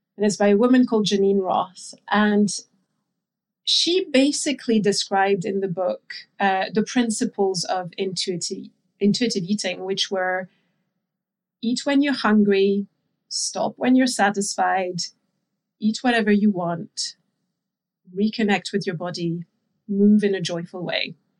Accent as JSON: {"language": "English", "country": "France", "tie": "born or raised there", "moved": "yes", "said": "I grew up in France, so I'm, I'm, I'm French."}